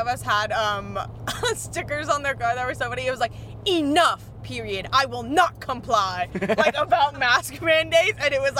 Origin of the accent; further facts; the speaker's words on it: Miami, Florida, United States; I'm from Miami.